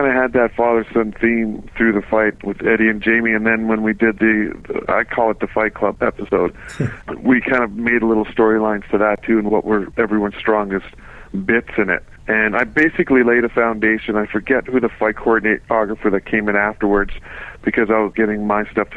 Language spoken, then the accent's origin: English; Winnipeg, Manitoba, Canada; my hometown